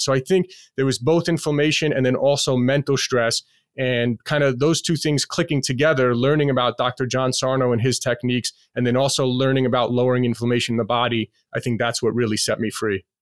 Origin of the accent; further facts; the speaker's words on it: New York City, New York, United States; moved away as an adult; now in Las Vegas, United States; I'm born and raised in Queens, New York